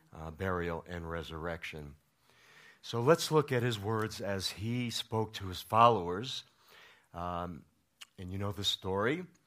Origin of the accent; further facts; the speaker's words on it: New York, United States; now in Colorado, United States; I'm from New York, another small town